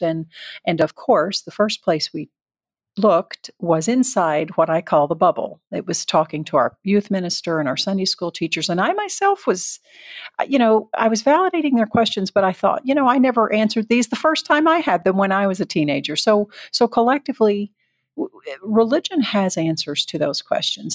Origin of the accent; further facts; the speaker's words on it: the South, United States; I was raised in the South